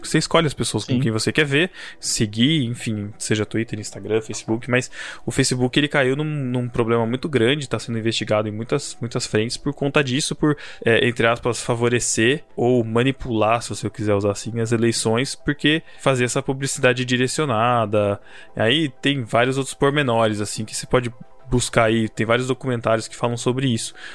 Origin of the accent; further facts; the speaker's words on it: Botucatu, São Paulo, Brazil; Sou de Botucatu